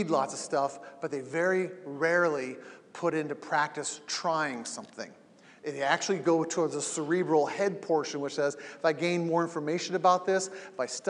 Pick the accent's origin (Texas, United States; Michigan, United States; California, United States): California, United States; Southern; I grew up in Southern California